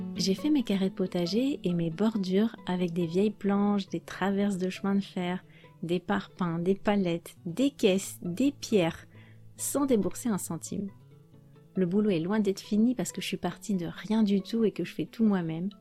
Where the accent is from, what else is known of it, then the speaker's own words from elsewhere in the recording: France; je suis française